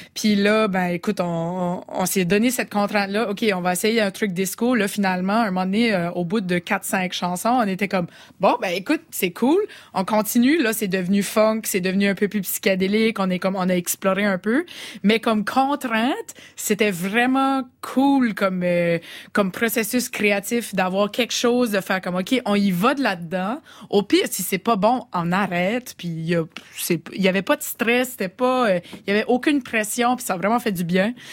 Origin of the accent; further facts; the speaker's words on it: southeastern New Brunswick, Canada; accent: Chiac; je suis acadienne, donc je suis pas québécoise. Je viens d'une région qui est à côté du Québec, euh, l'est du Québec, une province qui s'appelle le Nouveau-Brunswick, c'est au Canada. les Acadiens du sud-est du Nouveau-Brunswick, on a cet accent ici.